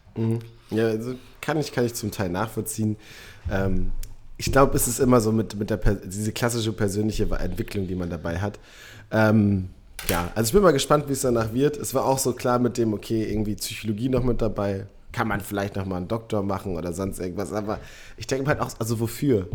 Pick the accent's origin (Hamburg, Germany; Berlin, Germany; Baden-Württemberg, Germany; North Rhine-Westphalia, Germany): North Rhine-Westphalia, Germany; Münster; moved away; ich bin in Münster geboren, aufgewachsen